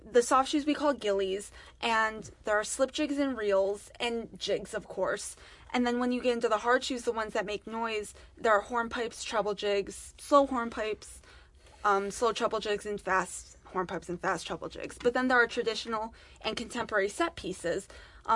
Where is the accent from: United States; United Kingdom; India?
United States; Gates, New York; when I was a kid, we were at, we lived in Gates